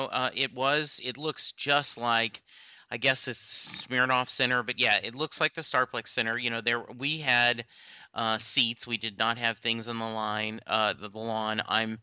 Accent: Louisiana, United States; I'm from Louisiana originally, and that's where I was born, and I spent a lot of my time growing up there.

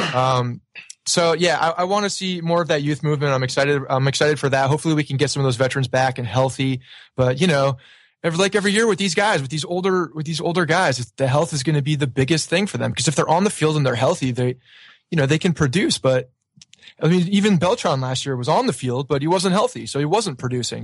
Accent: Bergen County, New Jersey, United States; I grew up in uh, North Jersey and uh, Bergen County, about 20, 25 minutes from the stadium

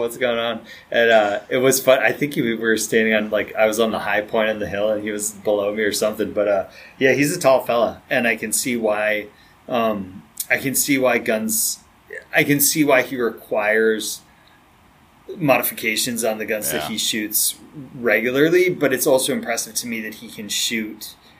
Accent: outside of Boston, Massachusetts, United States; when I was growing up outside of Boston

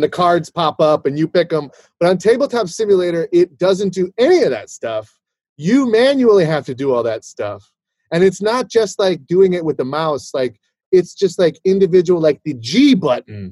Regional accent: Fort Worth, Texas, United States; I was born in Fort Worth, Texas

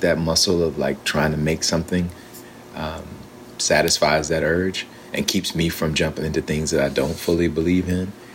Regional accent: Alabama, United States; I'm from Alabama, and so and my grandfather was a preacher, and so we yeah we grew up in that kind of a tradition

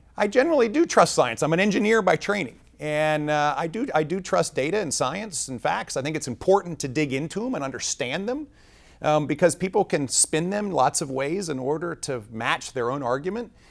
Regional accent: Hampton Roads, Virginia, United States; also born or lived in Richmond, Virginia; I grew up in Hampton Roads, Virginia for high school, and I've got a really strong base there

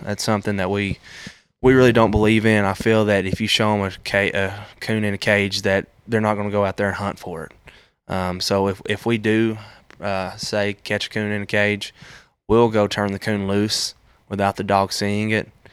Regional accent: Tennessee, United States; I grew up in Maude Eagle, Tennessee

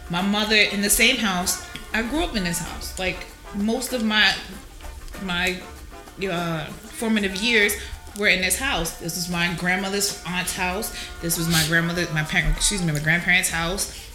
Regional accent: Jersey City, New Jersey, United States; I'm from Jersey City, like everybody.

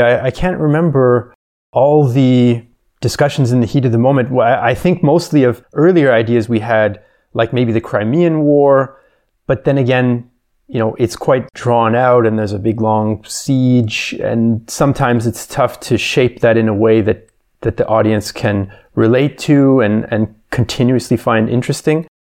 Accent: Canada; now in Vienna, Austria; I'm originally from Canada, but I've been living in Vienna for quite some time

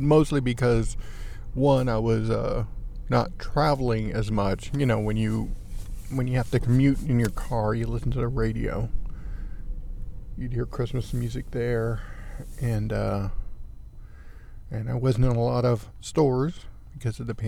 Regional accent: Texas, United States; I grew up in Texas

